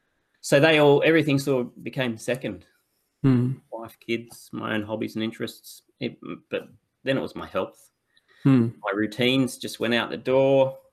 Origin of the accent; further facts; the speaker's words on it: Broken Hill, New South Wales, Australia; I grew up in Broken Hill, so Central West.